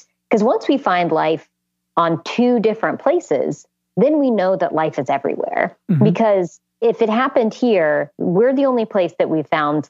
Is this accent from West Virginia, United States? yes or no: yes; West Virginia, United States; growing up in West Virginia